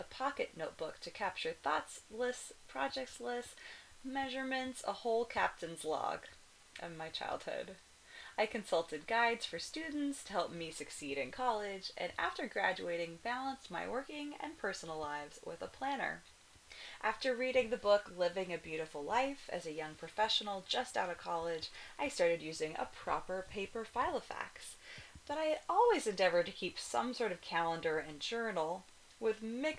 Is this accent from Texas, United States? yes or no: no; Kona, Hawaii, United States; now in Cologne, Germany; the Kona Village Hotel in my hometown